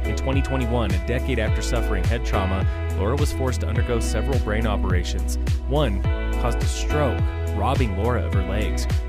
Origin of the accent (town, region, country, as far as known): Arvada, Colorado, United States; born or raised there; now in Colorado mountains, United States